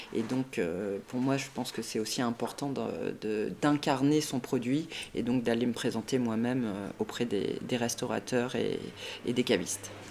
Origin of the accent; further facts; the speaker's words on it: Bordeaux, Nouvelle-Aquitaine, France; moved away as an adult; also born or lived in La Chaux-de-Fonds, Switzerland; quand on est bordelais